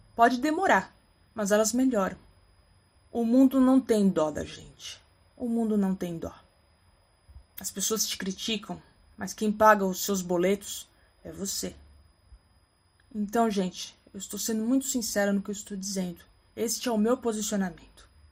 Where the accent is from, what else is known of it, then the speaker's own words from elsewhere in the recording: São Paulo, Brazil; sou paulistana, que estou aqui na, na capital, de São Paulo